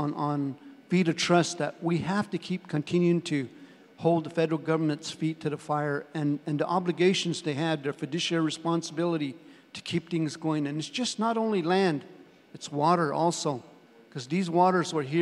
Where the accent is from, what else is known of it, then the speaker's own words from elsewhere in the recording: Colorado, United States; I come from Colorado, and our land base is 600,000 acres